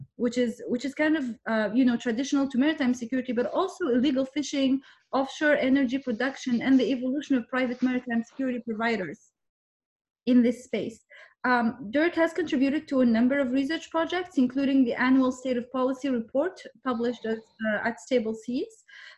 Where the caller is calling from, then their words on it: Vancouver, British Columbia, Canada; your co-host on African Joe Paddy, and I'm speaking from Vancouver, Canada this time.